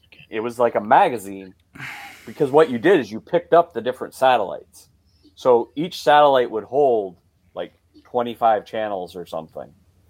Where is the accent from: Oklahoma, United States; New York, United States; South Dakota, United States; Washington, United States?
South Dakota, United States; South Dakota.